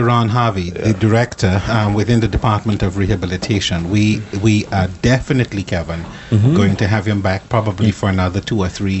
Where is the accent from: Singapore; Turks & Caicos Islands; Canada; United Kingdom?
Turks & Caicos Islands; I'm from Caicos.